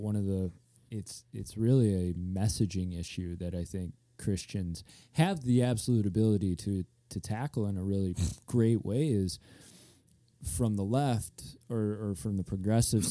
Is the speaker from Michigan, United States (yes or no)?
yes; Grand Haven, Michigan, United States; I'm from Grand Haven